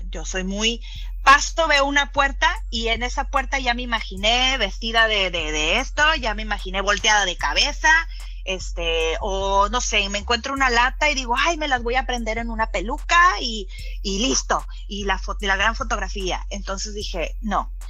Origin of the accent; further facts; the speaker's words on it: California, United States; vengo de California